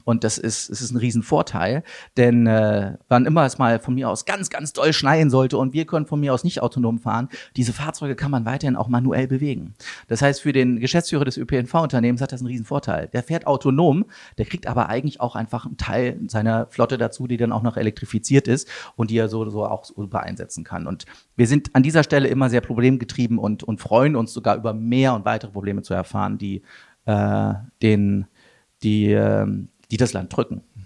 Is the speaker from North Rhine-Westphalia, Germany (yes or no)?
yes; Wuppertal, North Rhine-Westphalia, Germany; ich komme aus Wuppertal